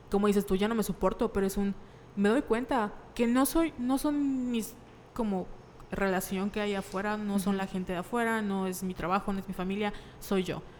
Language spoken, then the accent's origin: Spanish; Mexico; Nosotros como mexicanos, o sea, yo me acuerdo que de niña, si tenía algún problema, que debían ir al, psicólogo